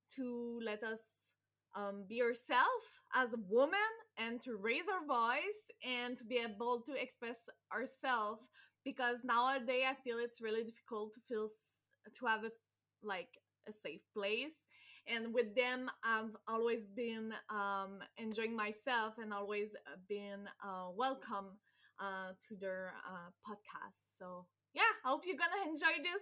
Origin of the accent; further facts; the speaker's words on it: Canada; as a Canadian